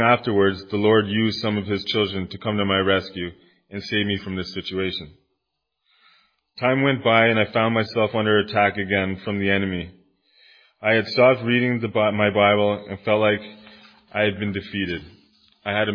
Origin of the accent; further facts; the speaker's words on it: Kitchener, Ontario, Canada; moved away as an adult; now in Timmins, Canada; I'm originally from Kitchener, Ontario. I moved to Timmins about 7 years ago